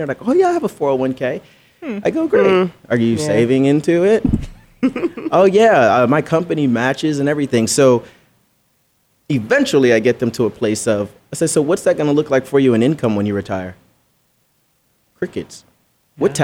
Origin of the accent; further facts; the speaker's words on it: Belize; I'm from Belize, right? So I grew up humble beginnings, as they say.